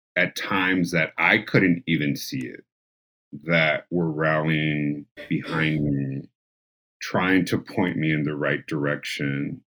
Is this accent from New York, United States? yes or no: no; San Diego, California, United States; being a San Diego born and raised individual